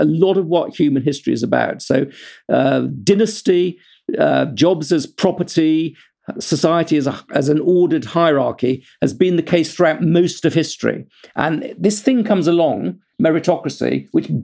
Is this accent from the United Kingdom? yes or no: yes; United Kingdom; I'm British